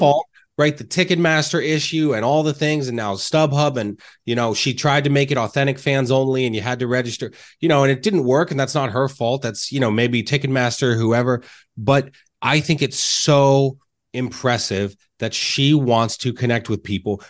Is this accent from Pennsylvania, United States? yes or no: yes; Reading, Pennsylvania, United States; I grew up in Reading